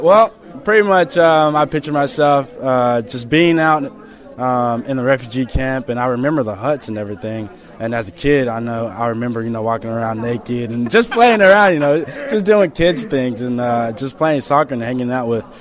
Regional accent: Memphis, Tennessee, United States; born or raised there; also born or lived in Kenya / Sudan

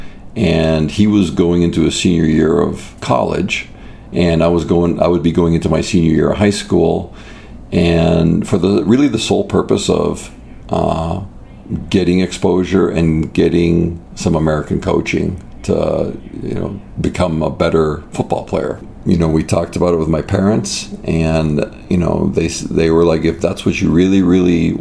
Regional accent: Toronto, Ontario, Canada; now in United States; my childhood was great. It was in the Greater Toronto area

